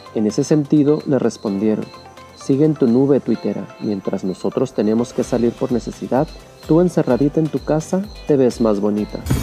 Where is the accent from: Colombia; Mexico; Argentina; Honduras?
Mexico; Somos mexicanos